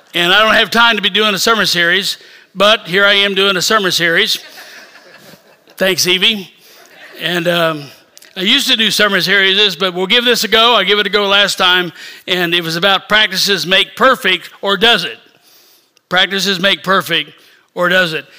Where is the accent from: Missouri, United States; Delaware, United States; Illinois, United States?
Missouri, United States; Independence; moved away; I am from south of Kansas City. I was born in Independence, so Kansas City's home